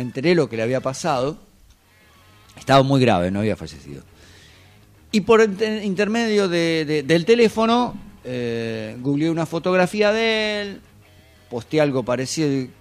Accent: General Madariaga, Buenos Aires Province, Argentina; moved away; en una radio que estaba en, mi pueblo, Madariaga

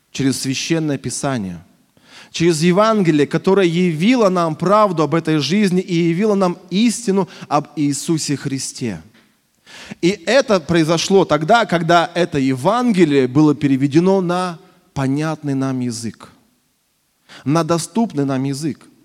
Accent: Russia; also born or lived in Krasnoyarsk; я родился в Красноярске, но большую часть жизни прожил в небольшом провинциальном городе в своей молодости.

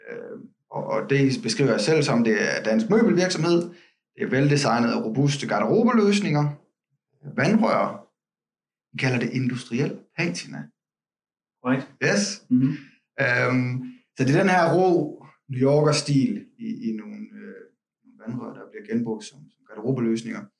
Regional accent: western Denmark, Denmark; der hvor jeg kommer fra, godt ude på landet, ude vestpå

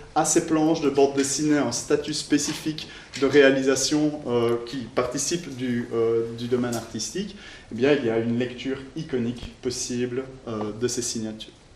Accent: Belgium; en tant que bon belge

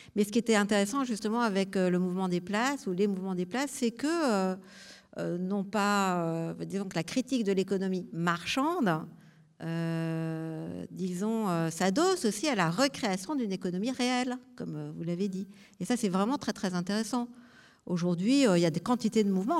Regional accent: Marseille, Provence-Alpes-Côte d'Azur, France; je viens de Marseille, et à Marseille, on avait un immense marché

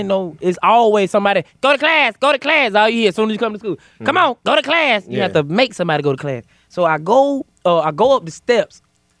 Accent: Atlanta, Georgia, United States; I am from Atlanta, Georgia, the West Side, born and raised

